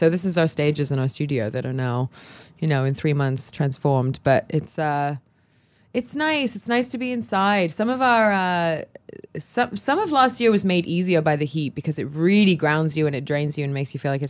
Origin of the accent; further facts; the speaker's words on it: Cherry Hill, New Jersey, United States; also born or lived in London; Everybody kind of assumes that I am Australian because my accent will kind of, I guess when you combine Cherry Hill and London, you get Australia.